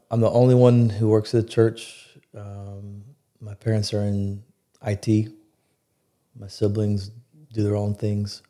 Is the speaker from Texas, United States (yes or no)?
yes; Plano, Texas, United States; also born or lived in Binghamton, New York; here in Plano.